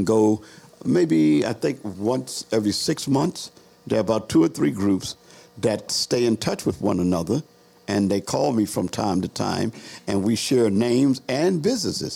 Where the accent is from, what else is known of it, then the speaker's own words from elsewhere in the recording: Baltimore, Maryland, United States; I'm out of Cherry Hill